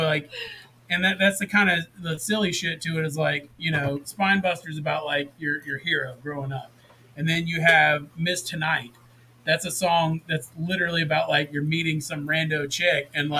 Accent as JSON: {"language": "English", "region": "the South", "country": "United States", "tie": "born or raised there", "said": "growing up in the South, like, we didn't grow up together, but we both had a very similar upbringing."}